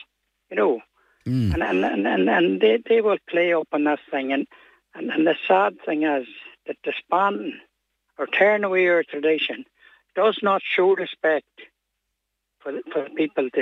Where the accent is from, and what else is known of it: Ireland